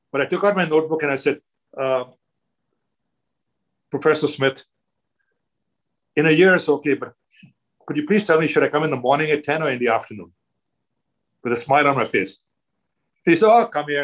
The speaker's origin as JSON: {"language": "English", "country": "India", "tie": "born or raised there", "also_born_or_lived": "Toronto, Canada", "moved": "as an adult", "lives_now": "Canada", "said": "I'm Indian. I grew up in India"}